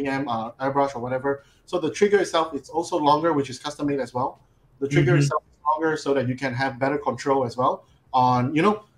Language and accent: English; Malaysia; I'm from Malaysia.